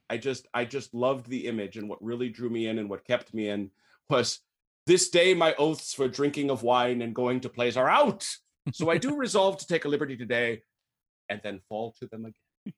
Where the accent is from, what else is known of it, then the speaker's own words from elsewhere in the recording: St. Francis, Wisconsin, United States; my hometown, Saint Francis, Wisconsin